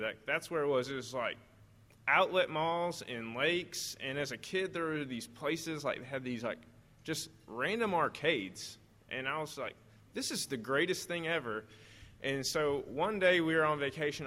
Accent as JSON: {"language": "English", "region": "southern Missouri", "country": "United States", "tie": "born or raised there", "moved": "yes", "said": "I actually did most of my growing up in Missouri, like southern Missouri."}